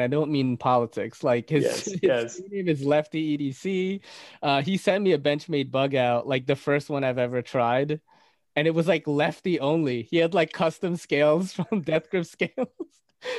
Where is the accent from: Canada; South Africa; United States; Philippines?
Philippines; accent: Filipino; Getting rid of my accent from the Philippines, because, you know, people pronounce it differently.